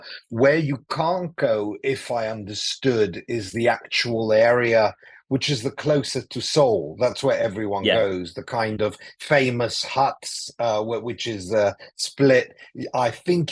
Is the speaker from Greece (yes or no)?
yes; Athens, Attica, Greece; first language English; moved away; also born or lived in London; I grew up in Athens in Greece